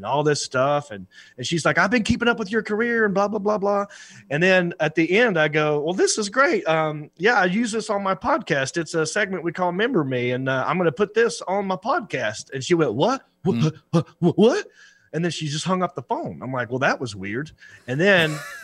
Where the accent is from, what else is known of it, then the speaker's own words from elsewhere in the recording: Hickory, North Carolina, United States; my hometown of Hickory